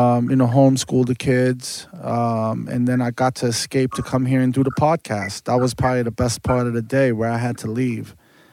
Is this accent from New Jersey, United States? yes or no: no; New York, United States; moved away as an adult; now in Los Angeles, United States; I am from New York, born and raised.